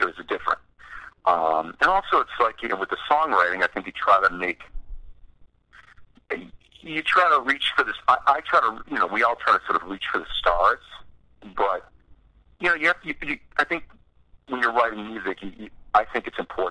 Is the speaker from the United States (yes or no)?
yes; East Coast of the United States, United States; we're also a bunch of guys from the East Coast, you know, growing up in the United States at a certain time.